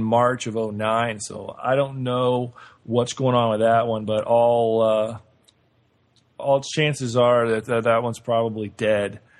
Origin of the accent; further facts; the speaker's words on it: Illinois, United States; I'm from Illinois